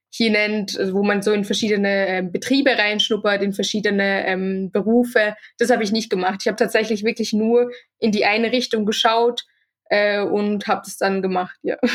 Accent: Austria; now in Switzerland; ich bin von Österreich äh, in die Schweiz gezogen

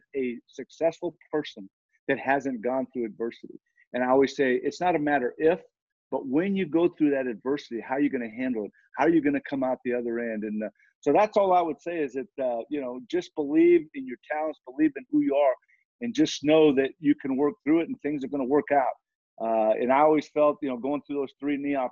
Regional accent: Southern California, United States; now in Cincinnati, United States; I'm from Southern California

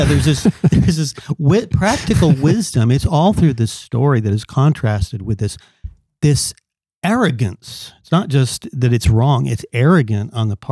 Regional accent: California, United States; now in Kentucky, United States; I came from California out to Kentucky.

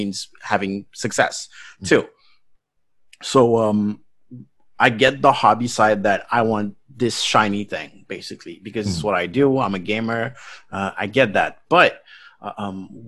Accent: Haiti; now in Paris, France; I'm from a third world country. You know, I was born in Haiti

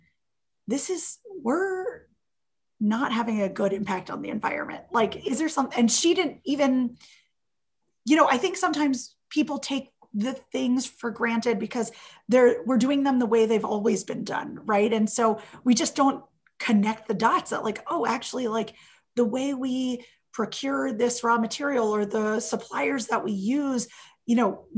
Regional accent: Miami, Florida, United States; I grew up in Miami

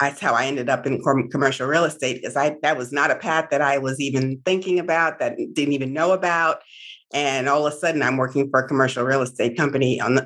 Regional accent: New York City, New York, United States; I grew up in New York and I went to one of the three specialized high schools in the tri-state area

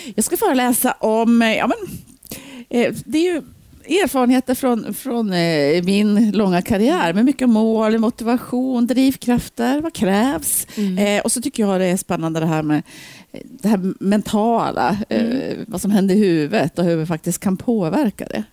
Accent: Ullånger, Västernorrland County, Sweden; also born or lived in Bergeforsen, Sundsvall; now in Sundsvall, Sweden; Jag är uppvuxen uppe i Ullången, Höga Kusten.

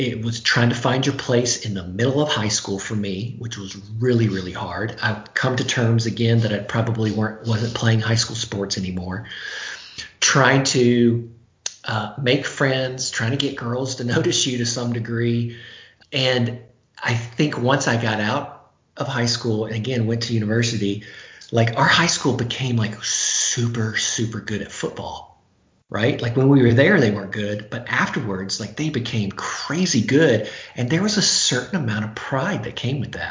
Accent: West Monroe, Louisiana, United States; born or raised there; moved away

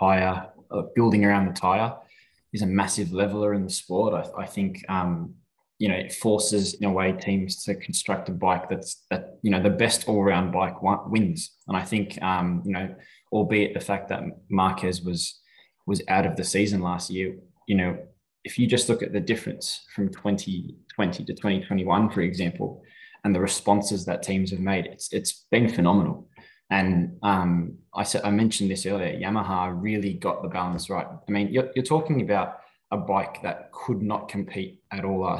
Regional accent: Australia; being Australian

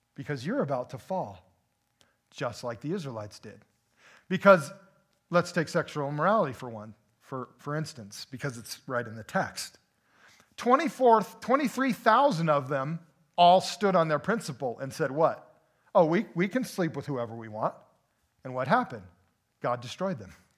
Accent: United States; dual freedom as an American

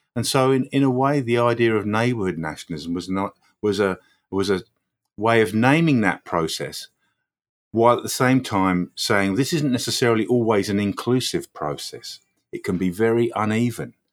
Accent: Croydon, London, United Kingdom; moved away as an adult; also born or lived in Newcastle / Coventry / Birmingham; now in London, United Kingdom; I was born in Croydon. I moved to Newcastle when I was eighteen.

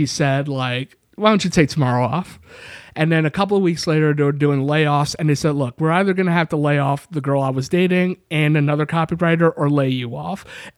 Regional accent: New York, United States; I am from New York.

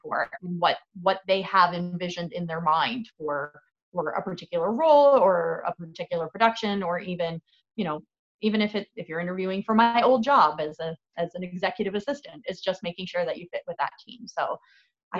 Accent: Fort Erie, Ontario, Canada; also born or lived in St. Catharines / Toronto; I was actually born in St. Catharines. I was raised in Fort Erie.

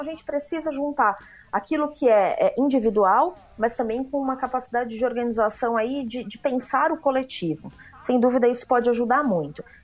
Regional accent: Atibaia, São Paulo, Brazil; sou de Atibaia.

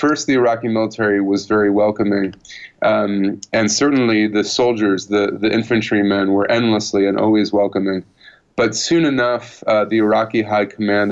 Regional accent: United States; I was coming from the country that had invaded and occupied Iraq a decade and a half before.

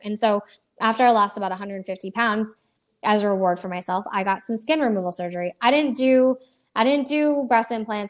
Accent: Florida, United States; also born or lived in Iowa; I was born in Iowa, of all places. Um, I have been uh, I've been in Florida since I was a young kid, so I grew up here

